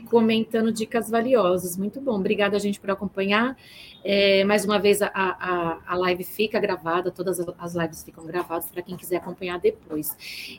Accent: Bauru, São Paulo, Brazil; de Bauru, lá minha terra natal

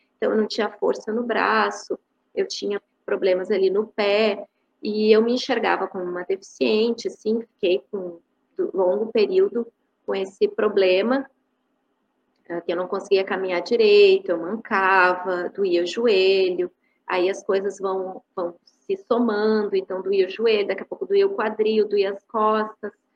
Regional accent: Porto Alegre, Rio Grande do Sul, Brazil; Eu sou de Porto Alegre, né, Rio Grande do Sul

